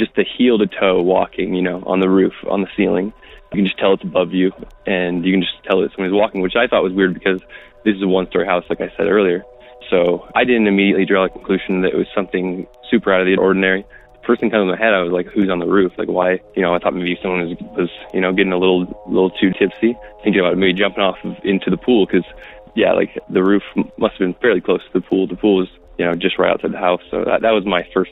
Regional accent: Salt Lake City, Utah, United States; I'm from Salt Lake City

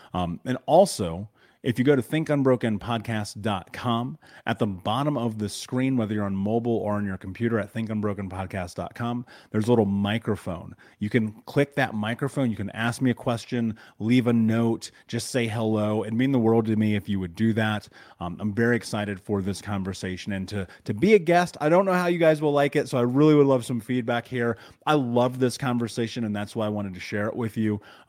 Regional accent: Indianapolis, Indiana, United States; So I grew up in Indianapolis.

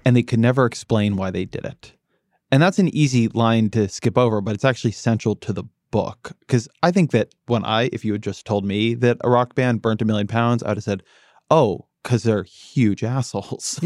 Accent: United States; I'm American.

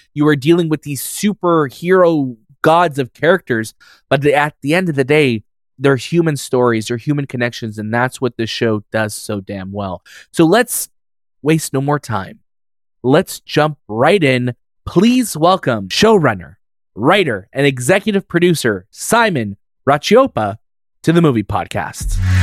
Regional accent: Canada; we're Canadian

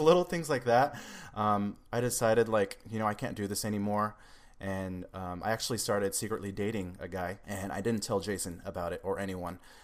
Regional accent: Seattle, Washington, United States; also born or lived in Los Angeles area; now in Los Angeles, United States; I'm originally from Seattle, Washington, but now I'm down near the Los Angeles area

